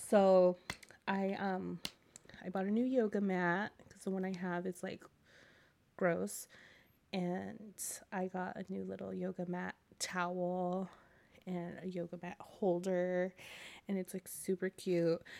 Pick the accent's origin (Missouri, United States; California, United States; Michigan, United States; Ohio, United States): California, United States; I'm a Californian